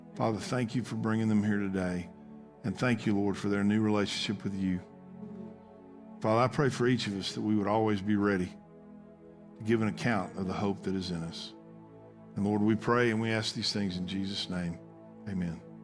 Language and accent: English; United States; as of an American citizen